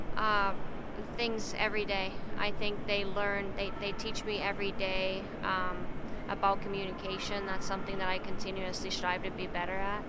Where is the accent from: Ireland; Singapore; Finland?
Finland; moved away; going back even home to Finland, and I see my hometown have several different girls' teams